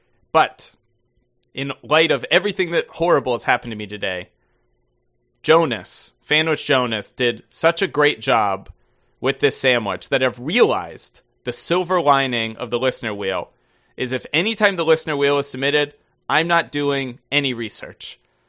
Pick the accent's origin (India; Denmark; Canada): Denmark; while I'm born and raised in Denmark, my father lived in the Netherlands in my teens, so I visit him quite frequently there.